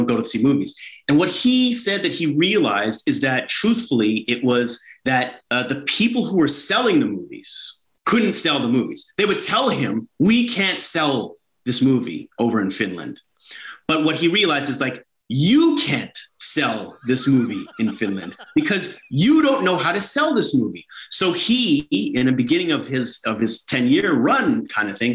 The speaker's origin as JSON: {"language": "English", "town": "Toronto", "region": "Ontario", "country": "Canada", "tie": "born or raised there"}